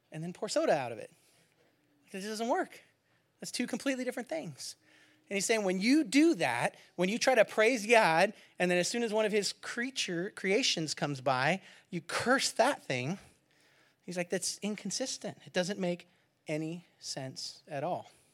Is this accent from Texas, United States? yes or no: no; California, United States; moved away; I'm from California